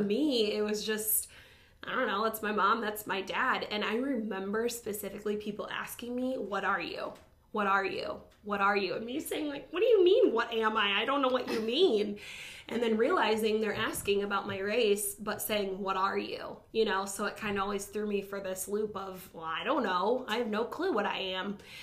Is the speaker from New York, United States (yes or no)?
no; Toledo, Ohio, United States; I was born in Toledo